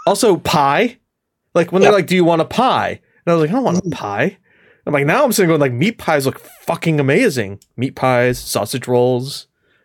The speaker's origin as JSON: {"language": "English", "country": "United States", "said": "I'm an American"}